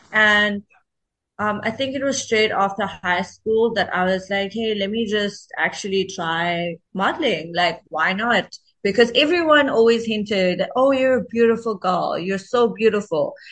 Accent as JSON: {"language": "English", "town": "Durban", "region": "KwaZulu-Natal", "country": "South Africa", "tie": "born or raised there", "also_born_or_lived": "Johannesburg", "said": "my hometown is Durban, KwaZulu Natal."}